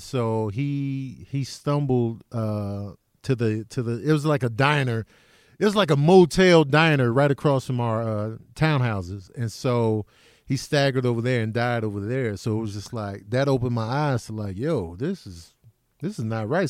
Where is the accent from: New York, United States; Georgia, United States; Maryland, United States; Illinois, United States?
Illinois, United States; Chicago; also born or lived in Grand Rapids, Michigan; I grew up in Chicago. I was born in, in Grand Rapids, Michigan, but I was a baby when we went back to Chicago.